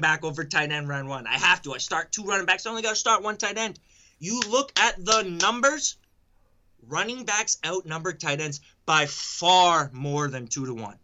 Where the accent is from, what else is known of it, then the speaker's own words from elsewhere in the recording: New England, United States; born and raised in New England